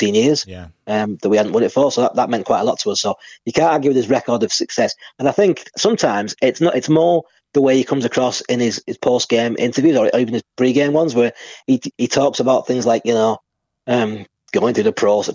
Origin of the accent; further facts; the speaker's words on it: St Helens, North West England, United Kingdom; it was my hometown